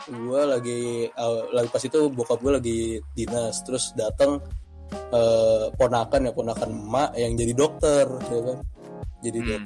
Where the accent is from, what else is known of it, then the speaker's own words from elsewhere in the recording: Balikpapan, East Kalimantan, Indonesia; dikirim ke kebetulan ke kota gue di Kalimantan sana di Balikpapan ya kan.